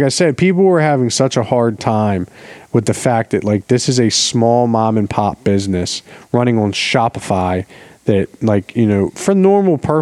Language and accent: English; Baltimore, Maryland, United States; I'm the friend from Baltimore